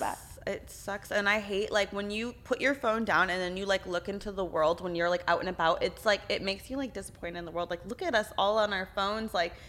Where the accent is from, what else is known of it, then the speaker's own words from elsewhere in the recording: Texas, United States; I'm from Texas, so I don't.